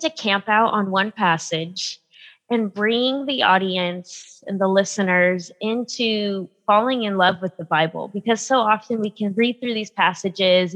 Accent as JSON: {"language": "English", "town": "San Diego", "region": "California", "country": "United States", "tie": "born or raised there", "moved": "as an adult", "said": "I grew up in San Diego, California"}